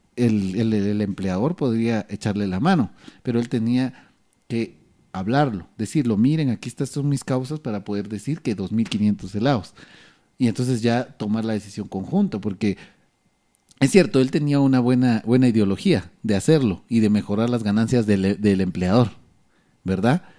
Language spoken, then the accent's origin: Spanish; Guatemala; lo que como guatemaltecos no entendemos